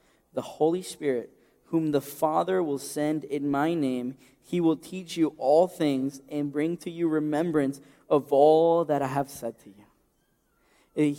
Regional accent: Ecuador; moved away; my home country of Ecuador

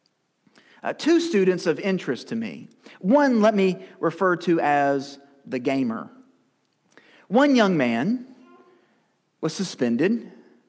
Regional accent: Lewisport, Kentucky, United States; now in Campbellsville, United States; to Lewisport, my hometown, to visit my family

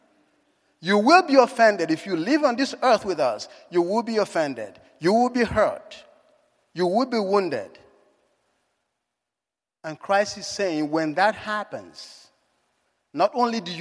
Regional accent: Nigeria; moved away; If my accent hasn't given it away, I was born in Africa. In Nigeria

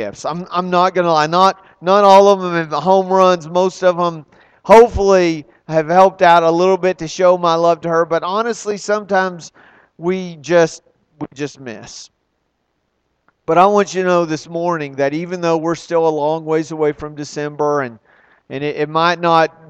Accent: Texas, United States; I'm a guy from Texas

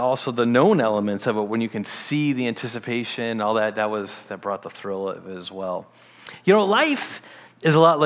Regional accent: Detroit, Michigan, United States; as a teen, I grew up in Michigan, the Detroit area of Michigan

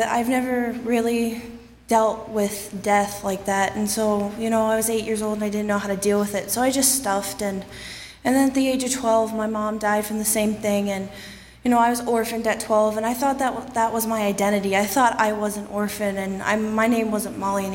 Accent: Ohio, United States; moved away; I'm from Ohio

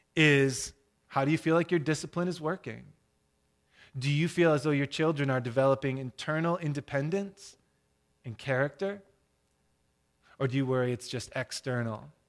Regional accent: Michigan, United States; I'm from Michigan

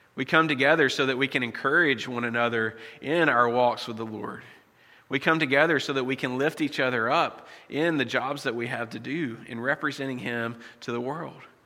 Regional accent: United States; moved away as an adult; I was born in the States, and so my citizenship is still there

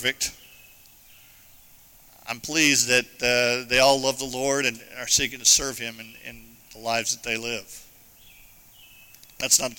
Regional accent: Arizona, United States; moved away; I grew up in Arizona.

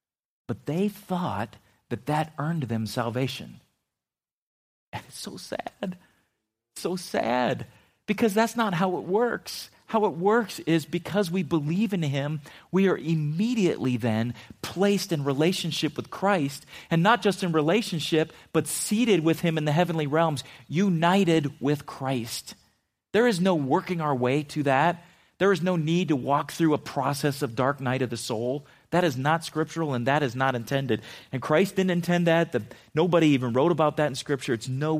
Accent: Philippines; as a kid growing up in the Philippines, when we first moved there, we lived off the base in a military compound.

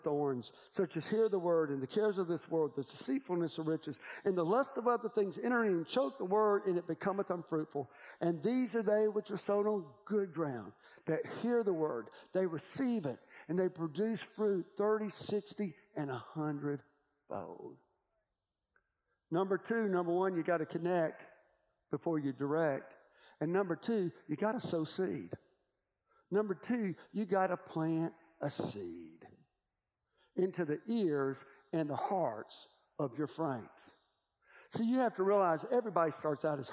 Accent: Vinemont, Alabama, United States; I was raised in Bimont, Alabama

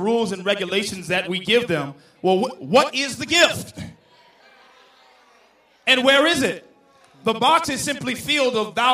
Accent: the South, United States; I come from the South

